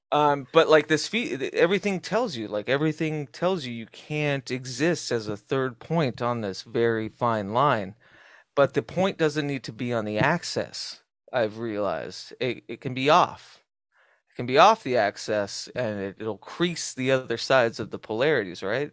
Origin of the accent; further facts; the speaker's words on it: Southwest, United States; as a kid growing up in the Southwest